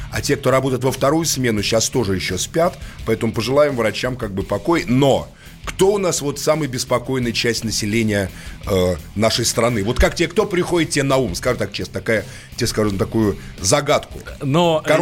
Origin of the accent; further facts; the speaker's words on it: Moscow, Russia; born there; Нет, я тоже родился в Москве